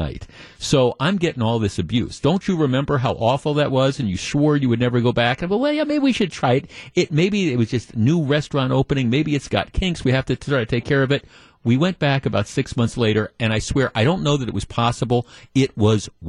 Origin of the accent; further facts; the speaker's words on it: Glendale, Wisconsin, United States; also born or lived in Whitefish Bay, Wisconsin; I grew up in Glendale and then lived in Whitefish Bay